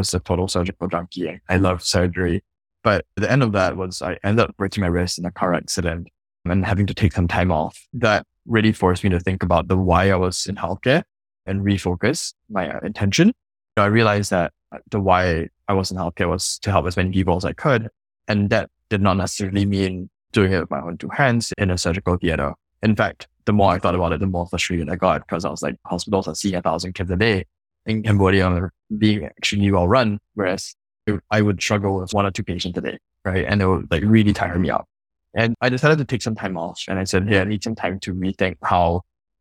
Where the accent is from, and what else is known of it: Singapore; born or raised there